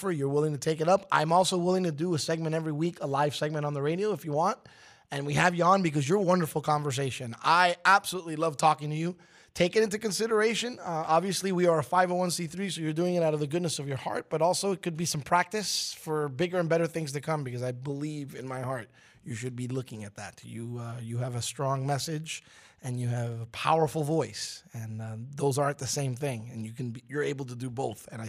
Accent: New York City, New York, United States; having been born and raised in Brooklyn, New York, I was a Knicks fan.

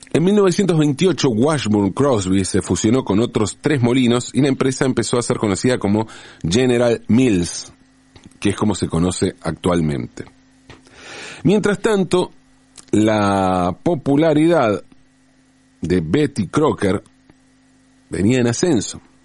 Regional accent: Buenos Aires, Argentina; also born or lived in Valentín Alsina; Cuando yo era chico, entre los seis y los 18 años, viví en el barrio de Pompeya, aquí en la ciudad de Buenos Aires

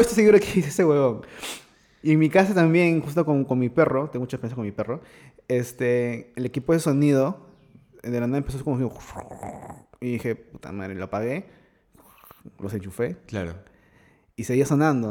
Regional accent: Lima, Peru; en mi casa, donde me crié, en Los Olivos

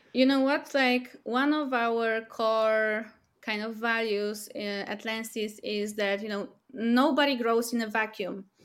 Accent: Warsaw, Masovian Voivodeship, Poland; we're from Warsaw, Poland

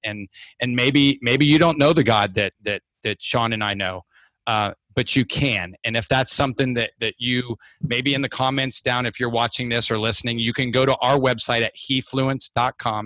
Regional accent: Ohio, United States; moved away; I'm from Ohio

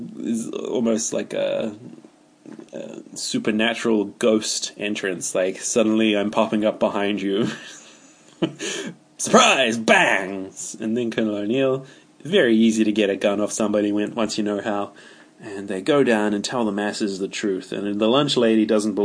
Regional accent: New Zealand; I refer to myself as a kiwi. I don't say I am a New Zealander. I say I'm a kiwi.

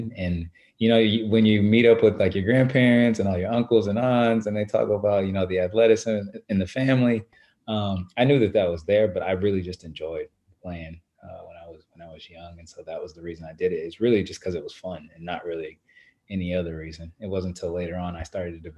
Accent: Lawton, Oklahoma, United States; moved away; also born or lived in Shawnee, Oklahoma; I grew up, though, most of my life in Lawton, Oklahoma, which is about an hour and a half south of Oklahoma City

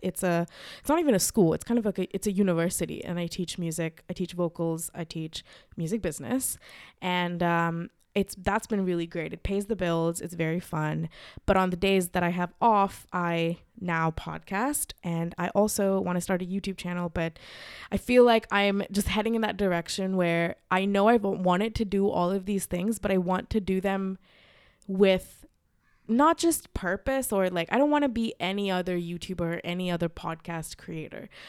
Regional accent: Mumbai, Maharashtra, India; moved away as an adult; also born or lived in Los Angeles, United States; I, uh, grew up in Mumbai. I was raised in Mumbai and then I moved to America uh, to study.

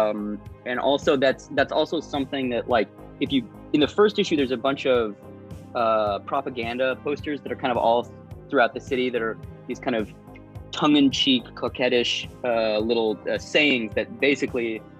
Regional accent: Arizona, United States; now in Los Angeles, United States; I'm originally from Arizona

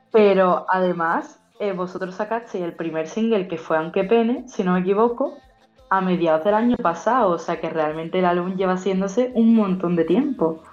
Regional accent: Seville, Andalusia, Spain; soy de Sevilla

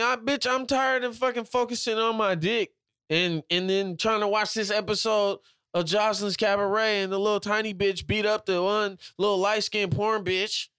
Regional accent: Washington, United States; I'm from all the way on the other side, Washington

